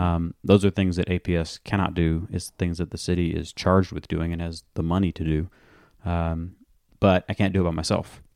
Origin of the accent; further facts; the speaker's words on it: Atlanta, Georgia, United States; I was born and raised in Morningside